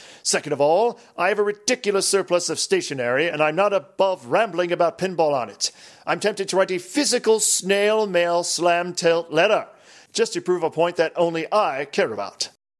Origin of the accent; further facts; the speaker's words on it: Transylvania, Romania; Well, as you may or may not know, I am from Transylvania, Romania. And we had pinball over there.